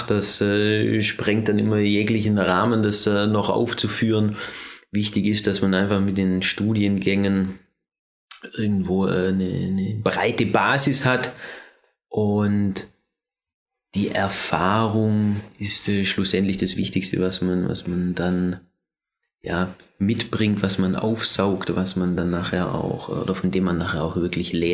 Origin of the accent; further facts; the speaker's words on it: Germany; also born or lived in Vorarlberg, Austria; now in Austria; vor allem in Deutschland. In der Zeit, in der Region, wo ich groß geworden bin